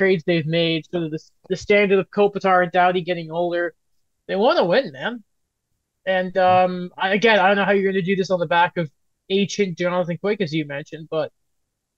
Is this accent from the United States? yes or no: no; United Kingdom; being a Brit myself